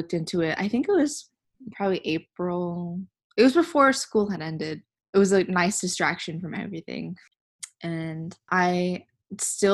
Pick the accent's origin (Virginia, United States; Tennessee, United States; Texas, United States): Texas, United States; Houston; moved away as an adult; also born or lived in Philadelphia; I currently am in Houston, where I'm from